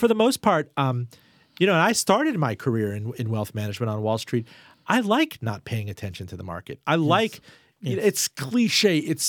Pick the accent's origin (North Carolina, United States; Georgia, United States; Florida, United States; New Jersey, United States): Florida, United States; Miami; I mean, I was raised in Miami. I wouldn't invest in anything there.